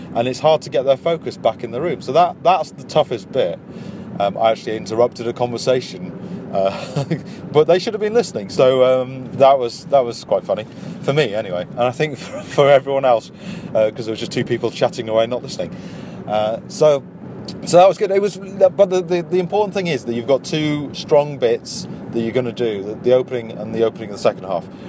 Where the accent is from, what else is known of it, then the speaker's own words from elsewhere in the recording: Wakefield, Yorkshire and the Humber, United Kingdom; I'm from Yorkshire. yeah. I am. I'm from, from a little place called Wakefield.